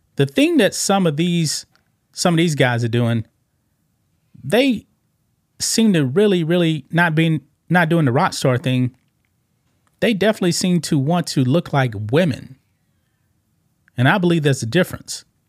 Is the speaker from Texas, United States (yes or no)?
yes; Texas, United States; We're both from Texas